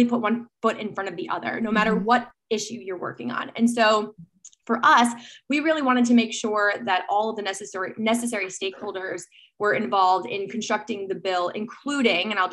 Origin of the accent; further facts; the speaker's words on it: New York, United States; as a New Yorker